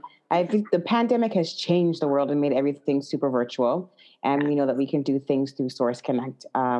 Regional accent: Canada; I'm Canadian voice actor.

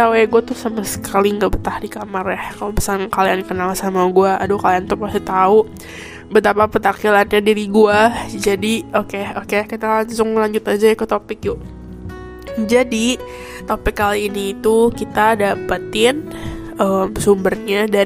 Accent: Indonesia; now in Taiwan; gue itu asli orang Indonesia ya dan gue ini ya pokoknya kayak podcast ini semoga gue udah Taiwan lah jadi kalau misalkan kalian nanya berarti sekarang udah Taiwan iya sekarang gue udah Taiwan

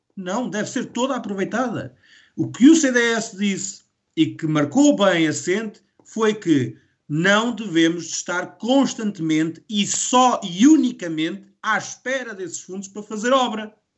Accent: Calvão, Aveiro District, Portugal; Calvão não tem saneamento. A minha terra não tem saneamento

